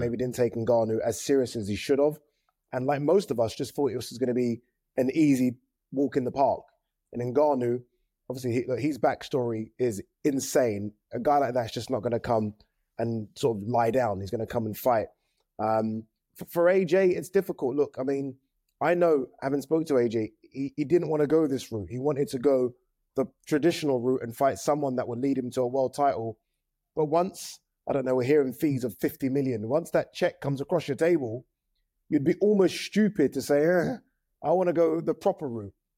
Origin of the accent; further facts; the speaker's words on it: Nigeria; as a Nigerian